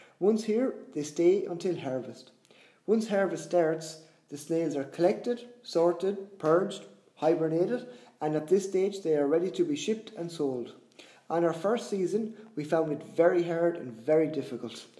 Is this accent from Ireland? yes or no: yes; Ireland; I'm from Ireland, farming snails was something I never heard